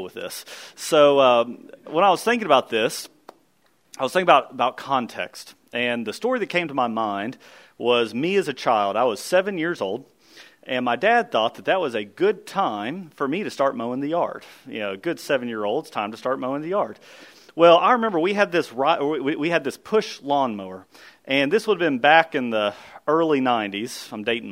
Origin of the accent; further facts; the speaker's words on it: Kentucky, United States; we grew up in Kentucky, and so we had thick Kentucky fescue.